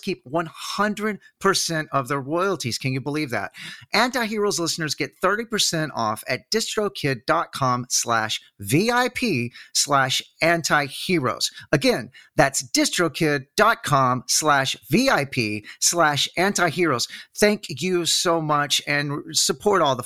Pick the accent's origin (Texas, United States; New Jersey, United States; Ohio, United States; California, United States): Texas, United States; Dallas; also born or lived in Austin, Texas; I'm from Dallas